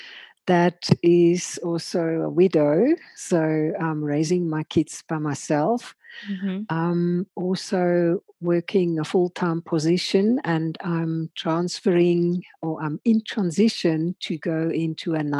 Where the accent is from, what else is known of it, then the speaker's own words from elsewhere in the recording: Switzerland; moved away as an adult; now in South Africa; I grew up in Switzerland in a tiny little idyllic Swiss farming community